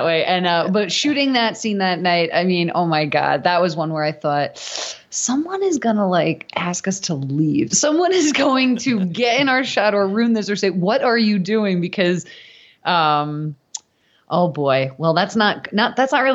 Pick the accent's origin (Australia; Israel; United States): United States; New York City, New York; moved away as an adult; also born or lived in Manhattan; now in Los Angeles, United States; I'm from New York originally, born and raised in Staten Island, and I went to school in Manhattan.